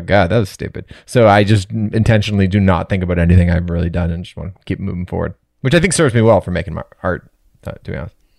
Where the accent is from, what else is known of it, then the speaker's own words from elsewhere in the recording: Toronto, Ontario, Canada; I'm born and raised in Toronto, but my dad's from New York, Manhattan.